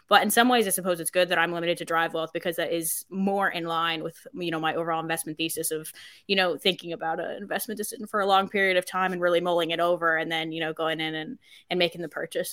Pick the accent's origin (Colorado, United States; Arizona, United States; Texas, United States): Colorado, United States; moved away as an adult; now in Ireland; I grew up in Colorado, and we have, where my, like, where I lived, we had no public transport